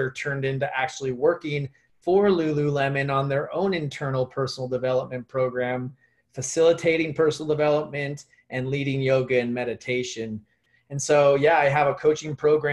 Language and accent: English; Phoenix, Arizona, United States; I grew up here in Phoenix, Arizona